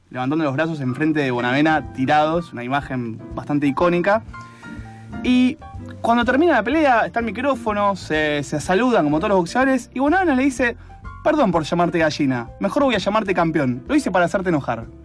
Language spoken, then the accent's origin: Spanish; Argentina; Soy blanco y argentino.